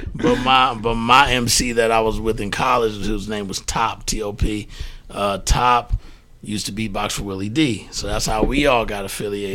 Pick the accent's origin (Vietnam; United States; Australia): United States; Prairie View, Texas; moved away as an adult; also born or lived in Fifth Ward, Houston; now in New York, United States; I was born in Fifth Ward and, mm-hmm. and raised there as a child, but then I moved to Prairie View, which is about 45 minutes outside of Houston